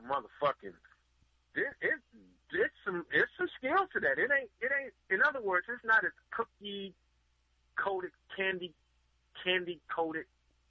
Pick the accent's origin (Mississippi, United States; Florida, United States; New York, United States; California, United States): California, United States; Bay Area; now in Los Angeles, United States; I'm from the Bay Area, been down here.